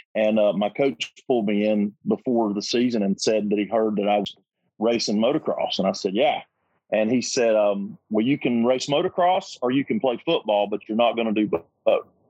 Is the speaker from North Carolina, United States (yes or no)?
yes; North Carolina, United States; We're both from North Carolina